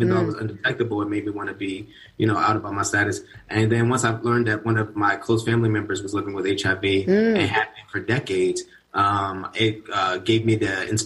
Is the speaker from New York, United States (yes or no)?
no; Baltimore, Maryland, United States; moved away as an adult; now in Atlanta, United States; I was born and raised in Baltimore, Maryland, where I was raised in the East Baltimore